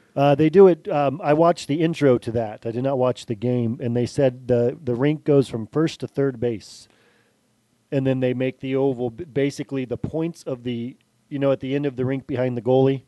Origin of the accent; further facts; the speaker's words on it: San Francisco, California, United States; I was born in San Francisco, grew up in the area.